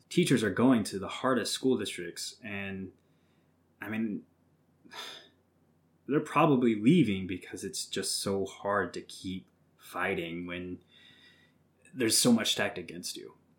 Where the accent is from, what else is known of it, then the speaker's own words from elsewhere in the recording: Southwest Missouri, United States; I'm from Southwest Missouri